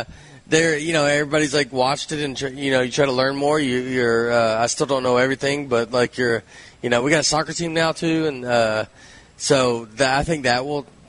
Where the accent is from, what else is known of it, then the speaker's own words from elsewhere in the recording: Nashville, Tennessee, United States; moved away as an adult; also born or lived in Chicago / New York / Los Angeles; I lived in L.A. I'm from Nashville.